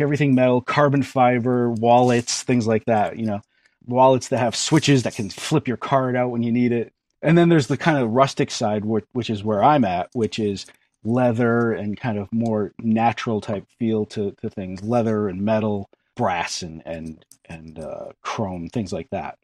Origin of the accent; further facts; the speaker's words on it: Western Connecticut, United States; moved away as an adult; also born or lived in New Jersey; now in Maine, United States; I'm not actually originally from New Jersey. I'm from Connecticut, Western Connecticut.